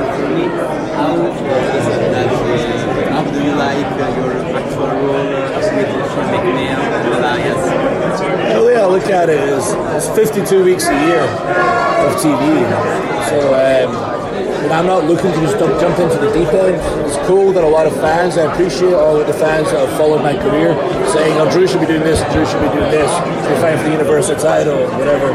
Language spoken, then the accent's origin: English; Scotland, United Kingdom; I'm from Scotland